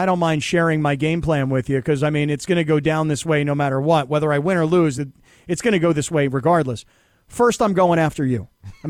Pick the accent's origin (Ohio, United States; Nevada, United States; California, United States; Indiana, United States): California, United States; I'm a Cali dad. I'm from California.